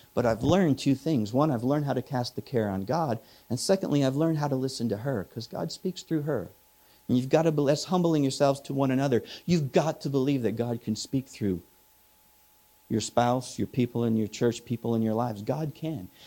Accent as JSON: {"language": "English", "region": "Midwest", "country": "United States", "moved": "yes", "said": "I'm from the Midwest"}